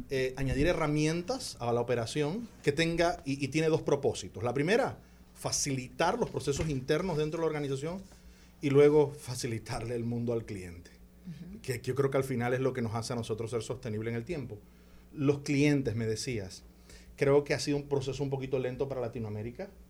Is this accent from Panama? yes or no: yes; Panama; yo soy panameño